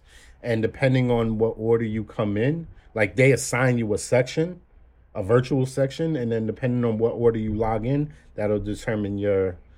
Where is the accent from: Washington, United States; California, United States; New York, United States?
New York, United States; New York City; but I am from Brooklyn. Mm-hmm. I am from Flatbush. And I grew up not too far from the Barclays.